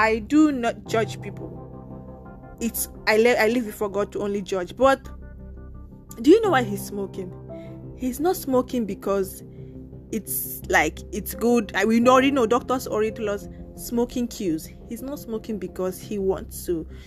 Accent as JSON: {"language": "English", "country": "Nigeria", "also_born_or_lived": "Lagos, Nigeria", "first_language": "Nigerian Pidgin", "moved": "yes", "lives_now": "Italy", "said": "I'm from Nigeria"}